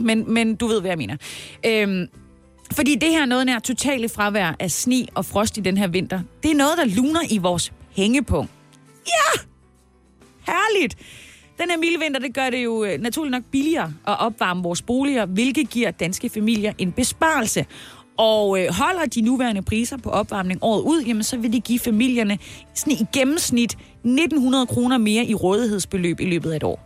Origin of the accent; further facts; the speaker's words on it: Haderslev, Southern Denmark, Denmark; min hjemby, Hasle, Haderslev, Oder Hardersleppen